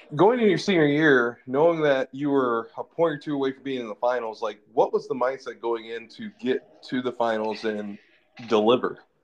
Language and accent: English; Lansing, Michigan, United States; when I grew up in Lansing